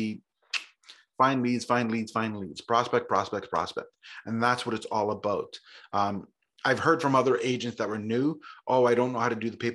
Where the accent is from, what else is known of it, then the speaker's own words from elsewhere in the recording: Toronto, Ontario, Canada; now in Grimsby, Canada; I grew up in Toronto, grew up right in the city.